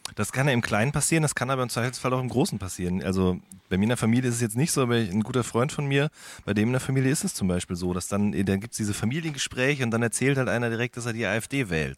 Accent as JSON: {"language": "German", "town": "Hagen", "region": "North Rhine-Westphalia", "country": "Germany", "tie": "born or raised there", "moved": "yes", "lives_now": "Berlin, Germany", "said": "ich komme ja aus dem, aus dem Ruhrgebiet oder quasi an, aus der, an der Grenze zum Ruhrgebiet bin ich geboren worden in Hagen"}